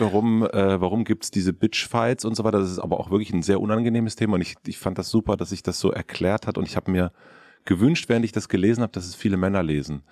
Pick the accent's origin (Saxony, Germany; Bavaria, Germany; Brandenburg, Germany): Brandenburg, Germany; southern; ich bin in Südbrandenburg aufgewachsen